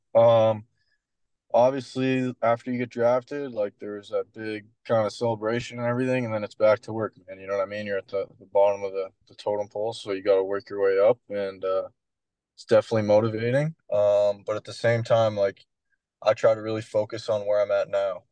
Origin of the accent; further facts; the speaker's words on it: Canada; moved away as an adult; also born or lived in Wright State; being Canadian